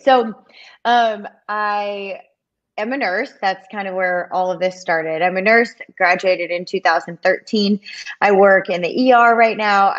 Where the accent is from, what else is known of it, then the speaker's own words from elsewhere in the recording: Detroit, Michigan, United States; moved away; I'm from Detroit. We didn't have cheerleaders growing up. They do now that I'm gone.